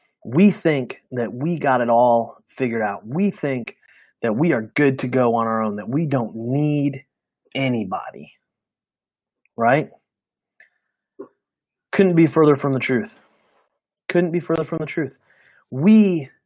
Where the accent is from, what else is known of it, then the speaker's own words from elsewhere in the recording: United States; We as American Christians